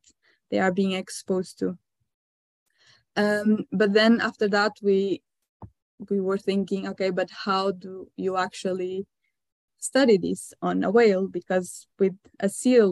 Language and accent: English; Northern Portugal, Portugal; moved away as an adult; also born or lived in Lisbon, Portugal; now in Norway; So I am Portuguese. So I was born in a very small town in northern Portugal. So I grew up quite close to the coast.